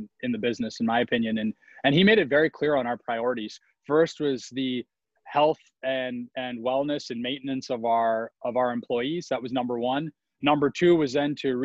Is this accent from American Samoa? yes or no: no; Saskatchewan, Canada; moved away; I grew up in Canada, as you probably remember, in Saskatchewan.